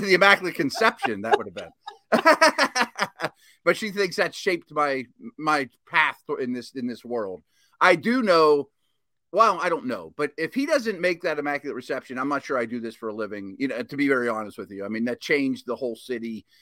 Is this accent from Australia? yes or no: no; Pittsburgh, Pennsylvania, United States; my hometown